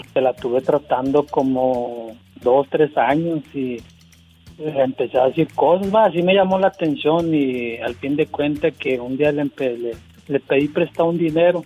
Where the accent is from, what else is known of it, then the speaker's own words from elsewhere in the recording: Veracruz, Mexico; now in Monterrey, Mexico; yo no soy de Monterrey diva yo soy de Veracruz nada más que tengo 10 años viviendo aquí en Monterrey